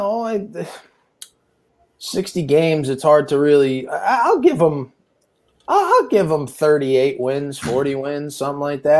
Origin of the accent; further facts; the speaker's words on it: Connecticut, United States; now in Tampa, United States; I'm from Connecticut.